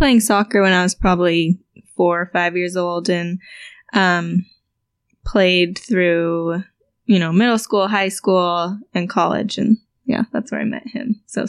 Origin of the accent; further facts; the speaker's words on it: Danville, California, United States; moved away as an adult; also born or lived in Pomona, California; now in Costa Mesa, United States; I was born actually down here in Pomona, California, but moved up north to Danville.